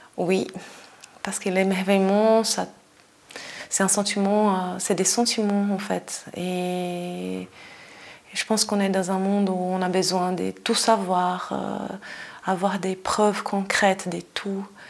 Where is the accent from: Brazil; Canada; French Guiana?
Brazil; moved away as an adult; now in Switzerland; je suis brésilienne, ça fait 17 ans que je suis en Suisse